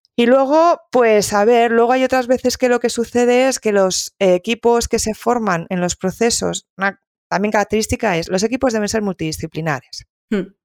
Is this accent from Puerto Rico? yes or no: no; Galicia, Spain; siendo un poco gallega